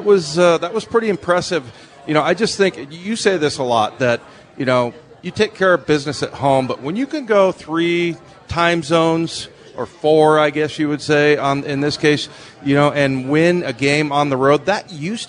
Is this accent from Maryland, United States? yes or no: no; San Diego, California, United States; moved away; also born or lived in Reno; That's my hometown. I was born in San Diego.